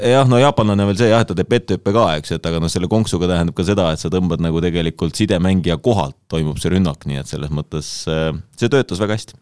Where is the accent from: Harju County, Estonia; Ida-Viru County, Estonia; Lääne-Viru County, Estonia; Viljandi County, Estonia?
Ida-Viru County, Estonia; Iisaku; ma sünnipäraselt tegelikult olen Ida-Virumaalt